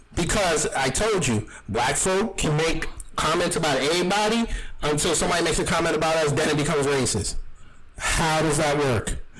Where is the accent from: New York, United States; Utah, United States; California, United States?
New York, United States; I'm from New York